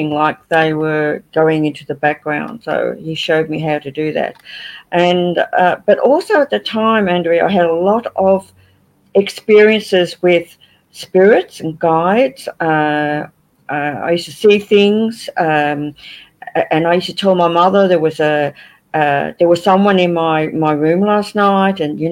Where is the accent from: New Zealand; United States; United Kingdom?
United Kingdom; Liverpool, North West England; now in Australia; Look, I was born in England. I was born in Liverpool